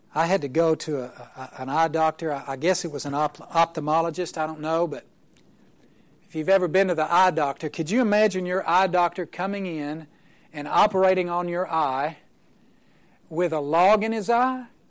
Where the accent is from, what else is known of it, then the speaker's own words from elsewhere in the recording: Oklahoma, United States; I'm from Oklahoma